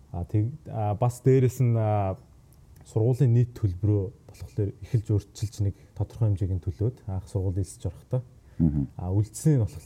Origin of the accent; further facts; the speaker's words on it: Sükhbaatar, Selenge Province, Mongolia; moved away as an adult; also born or lived in Ulaanbaatar, Mongolia; now in United States; Сэлэнг аймгийн Сүхбаатар суванд төрж өссөн байгаа.